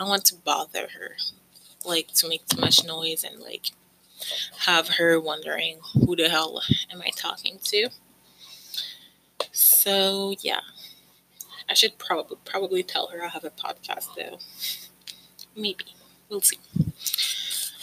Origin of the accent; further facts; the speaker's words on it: Canada; I've lived basically all my life in Canada. I came here when I was 2 years old with my parents. And so I don't remember anything other than Canada